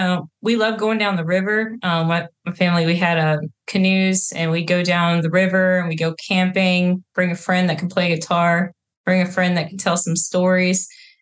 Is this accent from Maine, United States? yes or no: yes; Maine, United States; But yeah, see, I grew up as a Navy brat. So my dad was in the Navy. So we moved a little bit here and there. But surprisingly, Maine.